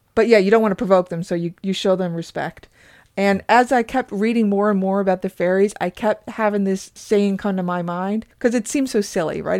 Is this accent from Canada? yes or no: yes; Newfoundland and Labrador, Canada; where we grew up in Newfoundland